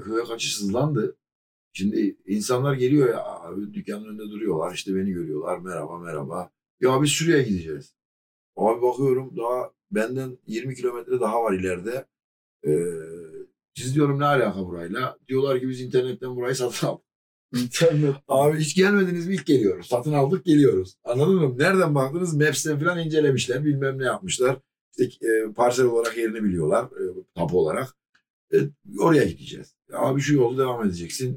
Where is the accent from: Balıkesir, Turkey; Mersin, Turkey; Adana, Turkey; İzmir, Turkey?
Mersin, Turkey; ben buralıyım